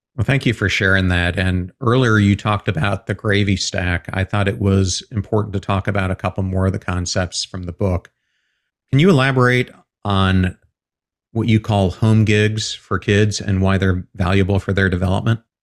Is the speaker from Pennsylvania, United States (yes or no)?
yes; Pennsylvania, United States; I grew up in Pennsylvania